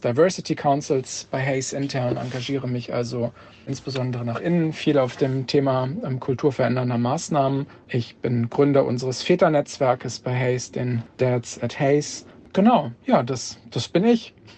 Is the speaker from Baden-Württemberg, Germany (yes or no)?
no; Kassel, Hesse, Germany; moved away as an adult; now in Hamburg, Germany; bin gebürtiger Kassler